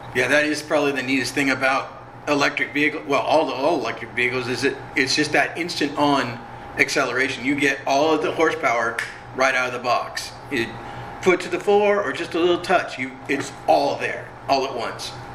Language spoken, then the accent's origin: English; Orange County, California, United States; I grew up in Orange County, so my house was actually like three miles from Disneyland